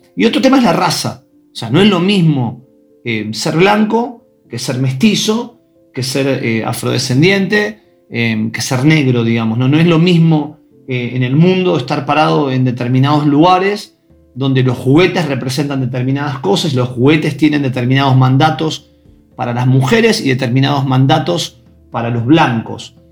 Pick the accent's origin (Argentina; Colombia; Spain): Argentina; Buenos Aires; Yo soy de Ciudad de Buenos Aires, de un barrio que es Belgrano, de la parte más, más tranquila de Belgrano y, tuve una infancia de juegos